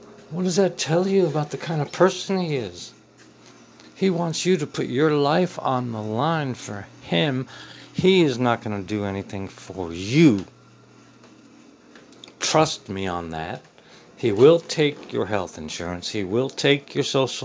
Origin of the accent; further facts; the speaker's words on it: Middletown, United States; the racism I felt growing up in Middletown was from the adults and not the kids